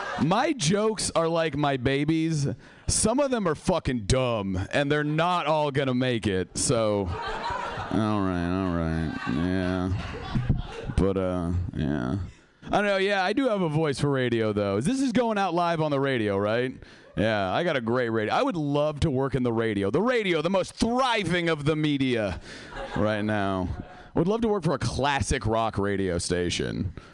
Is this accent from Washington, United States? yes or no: yes; Seattle, Washington, United States